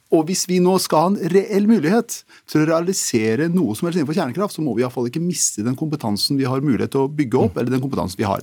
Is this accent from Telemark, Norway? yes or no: yes; Telemark, Norway; jeg kommer fra Telemark